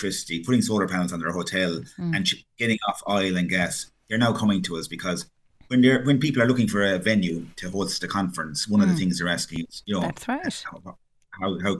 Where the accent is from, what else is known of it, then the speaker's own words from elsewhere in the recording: Ireland; we're from Ireland